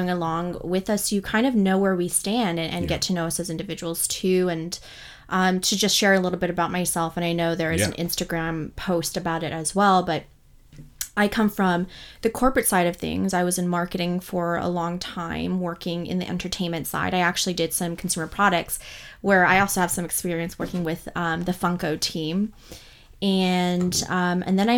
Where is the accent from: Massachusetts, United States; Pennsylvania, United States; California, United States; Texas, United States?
California, United States; Bay Area; also born or lived in Los Angeles; We grew up in the Bay Area in California